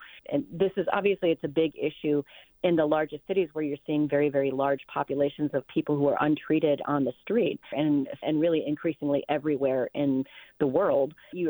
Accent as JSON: {"language": "English", "region": "California", "country": "United States", "said": "hey, as a Californian, I do believe that it's important to intervene with compassion"}